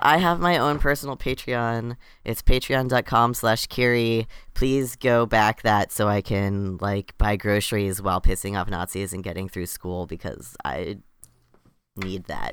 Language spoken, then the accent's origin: English; Florida, United States; I grew up in Florida and, you know, in the U S